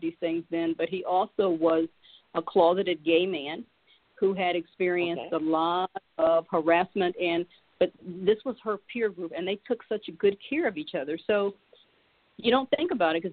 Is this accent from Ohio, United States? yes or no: yes; Springfield, Ohio, United States; I grew up in Springfield, Ohio